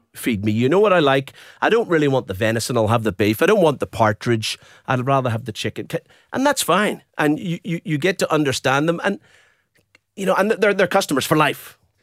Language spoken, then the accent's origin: English; Belfast, Northern Ireland, United Kingdom; also born or lived in Dublin, Ireland; now in Brisbane, Australia; And then we moved north to Belfast.